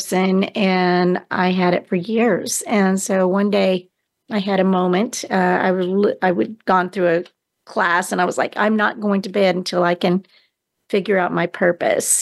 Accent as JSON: {"language": "English", "town": "Houston", "region": "Texas", "country": "United States", "tie": "born or raised there", "said": "I was born in Houston, Texas in 1953."}